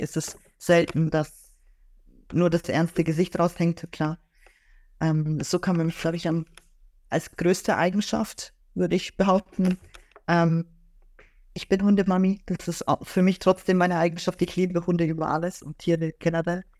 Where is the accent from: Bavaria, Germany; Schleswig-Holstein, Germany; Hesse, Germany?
Bavaria, Germany; Augsburg; ich komme ja aus Augsburg, also ich bin dort geboren und aufgewachsen